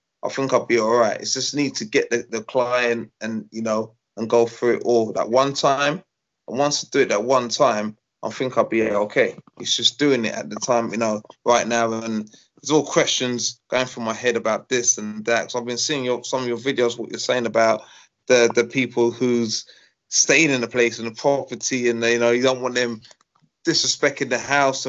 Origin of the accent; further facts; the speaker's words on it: London, United Kingdom; I'm from Islington